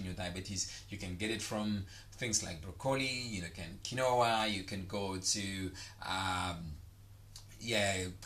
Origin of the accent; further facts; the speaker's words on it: South Africa; now in Dubai, United Arab Emirates; your Dubai boy in the house, baby, your South African boy in the house